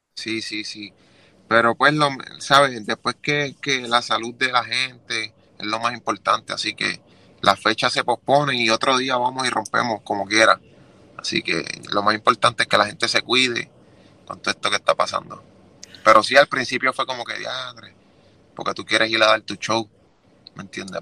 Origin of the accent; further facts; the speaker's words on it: Juana Díaz, Puerto Rico; moved away as an adult; also born or lived in Philadelphia, Pennsylvania / Ponce, Puerto Rico / Orlando, Florida / Kissimmee, Florida; Yo soy de Juanadía, Puerto Rico, pero empecé a grabar y escribir mis primeros temas en Ponce